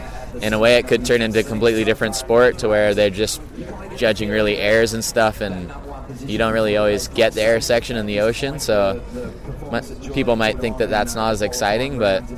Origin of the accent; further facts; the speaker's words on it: Hawaii, United States; I think that growing up in Hawaii and stuff, you kind of learn to be like a humble Haole who, like, you know, can't really think that you're great.